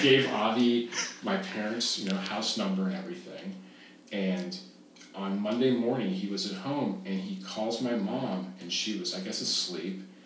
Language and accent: English; Dallas, Texas, United States; I told him from Dallas, Texas